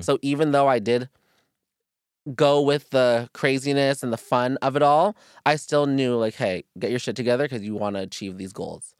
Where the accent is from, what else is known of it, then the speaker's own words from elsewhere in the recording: Virginia, United States; me and my brother were adopted together, we're from Virginia